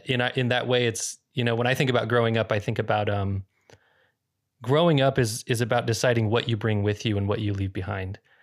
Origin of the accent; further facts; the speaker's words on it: Northern California, United States; I grew up in Northern California for a portion of my childhood